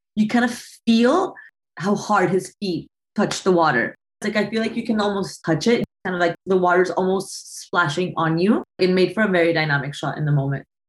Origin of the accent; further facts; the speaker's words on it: Bogota, Bogotá Capital District, Colombia; now in Brooklyn, United States; I'm from Colombia. I was born and raised in Bogota